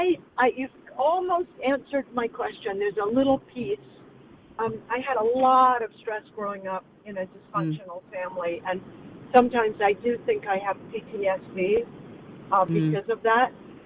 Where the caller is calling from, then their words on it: Los Angeles, California, United States; I'm calling from LA.